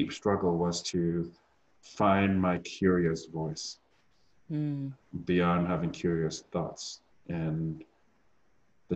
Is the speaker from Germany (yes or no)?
yes; Germany; first language German; moved away; I was born and raised in Germany